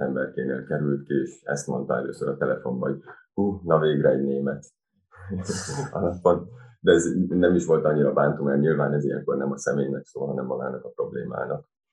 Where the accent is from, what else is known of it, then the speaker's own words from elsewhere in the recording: Hungary; moved away as an adult; now in Berlin, Germany; én magyar vagyok